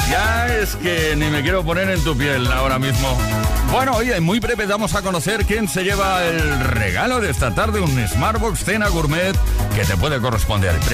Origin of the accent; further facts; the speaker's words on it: Madrid, Community of Madrid, Spain; Hola, aquí CFM, soy … de Madrid.